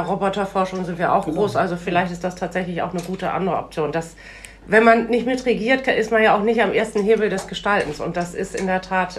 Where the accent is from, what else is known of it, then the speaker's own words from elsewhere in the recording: Bremen, Germany; ich bin ja in, der, in Schwahausen schon groß geworden